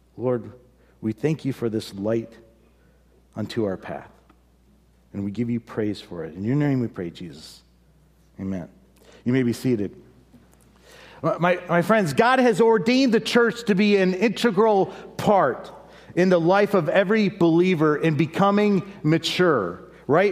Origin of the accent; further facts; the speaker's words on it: United States; we as an American, as Americans